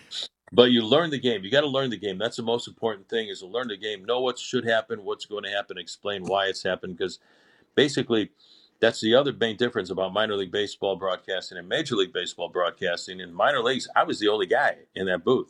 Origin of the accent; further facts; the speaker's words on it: Chicago, Illinois, United States; moved away; growing up in Chicago